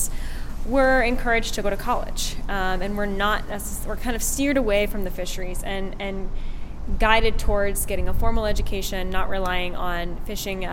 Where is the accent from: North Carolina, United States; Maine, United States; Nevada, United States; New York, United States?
Maine, United States; Tenants Harbor; I grew up in Tennant's Harbor, Maine.